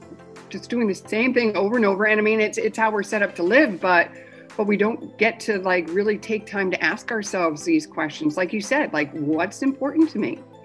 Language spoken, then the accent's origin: English; Scotland, United Kingdom; born there; So I was born in Scotland. I'm the youngest of six kids.